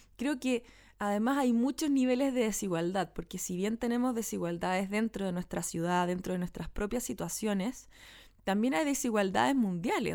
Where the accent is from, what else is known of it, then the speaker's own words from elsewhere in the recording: Santiago, Santiago Metropolitan Region, Chile; en el barrio donde yo nací y me crié que es donde vivo todavía